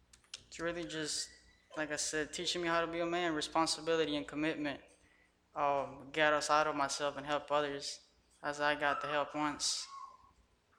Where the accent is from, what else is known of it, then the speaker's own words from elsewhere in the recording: Guatemala; moved away; I'm originally from Guatemala, and I was raised by my grandparents without my mom neither